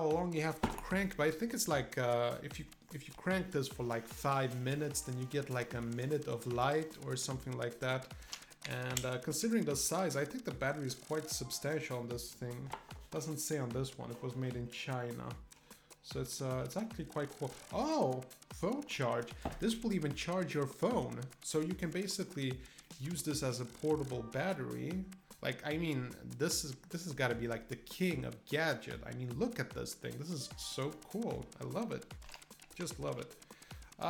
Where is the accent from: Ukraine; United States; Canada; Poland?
Poland; moved away; I come from a country, Poland originally, and the reason we moved from Poland